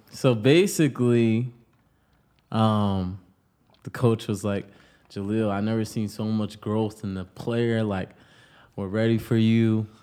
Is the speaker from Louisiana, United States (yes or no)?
no; Pawtucket, Rhode Island, United States; moved away as an adult; now in Los Angeles, United States; I'm from Pawtucket, Rhode Island, The Bucket.